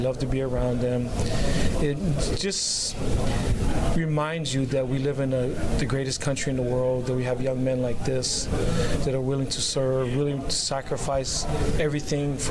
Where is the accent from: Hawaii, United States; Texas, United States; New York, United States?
Hawaii, United States; moved away; I'm from Hawaii